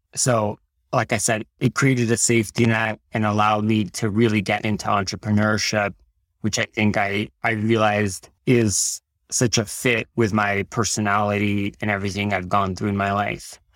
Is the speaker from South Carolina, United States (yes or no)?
no; Fremont, California, United States; also born or lived in Tashkent, Uzbekistan; My family and I immigrated to the United States when I was ten years old and grew up in the Bay Area all throughout high school